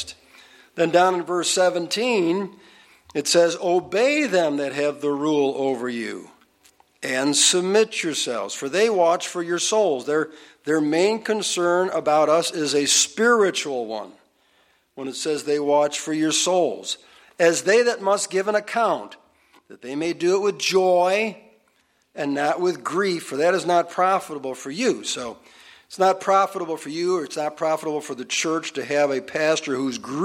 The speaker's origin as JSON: {"language": "English", "country": "United States", "said": "being an American"}